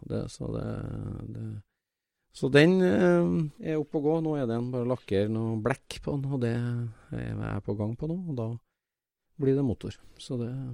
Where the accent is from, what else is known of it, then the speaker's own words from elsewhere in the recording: Trøndelag, Norway; for meg som trønder